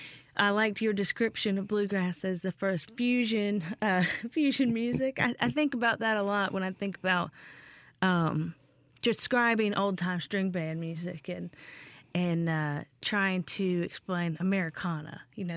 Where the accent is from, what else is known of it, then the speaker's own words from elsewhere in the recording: Appalachia, United States; Right, and I'm from Appalachia